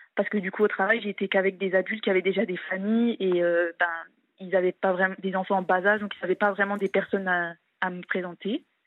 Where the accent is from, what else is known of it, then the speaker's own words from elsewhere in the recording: eastern France, France; moved away as an adult; now in Italy; je suis de l'Est de la France